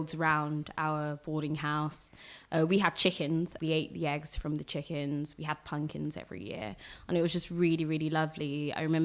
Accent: London, United Kingdom; I was born in London. I was born in Whittington Hospital, 13th of March. I grew up in Tottenham primarily.

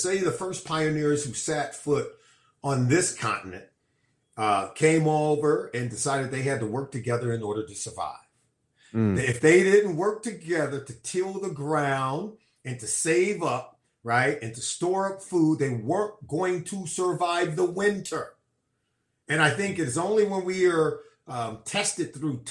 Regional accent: California, United States; I grew up and was born and raised in California.

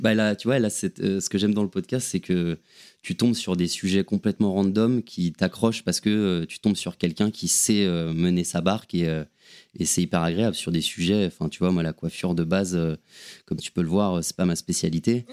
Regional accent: Paris, Île-de-France, France; also born or lived in Aix-en-Provence; je suis, parisien, j'ai grandi à Paris

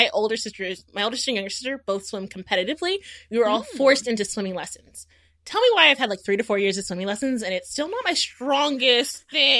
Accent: Houston, Texas, United States; I'm from Houston.

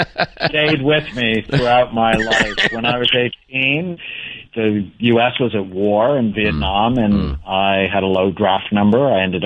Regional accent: California, United States; So I grew up in Southern California. I'm one of seven children.

